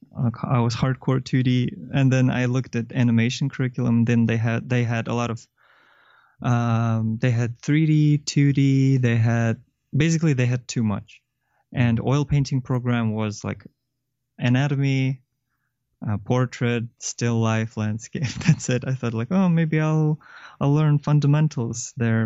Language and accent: English; Kyrgyzstan; moved away as an adult; also born or lived in China; I'm from Kyrgyzstan originally, and then I went to university in China